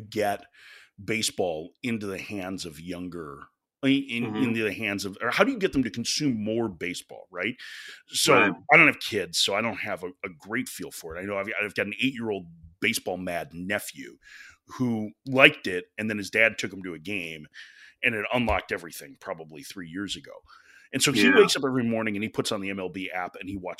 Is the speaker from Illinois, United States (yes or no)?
yes; Chicago, Illinois, United States; I grew up in Chicago